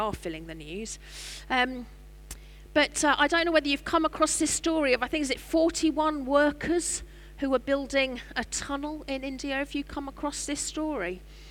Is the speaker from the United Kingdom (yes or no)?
yes; Norwich, East of England, United Kingdom; I'm from Norwich.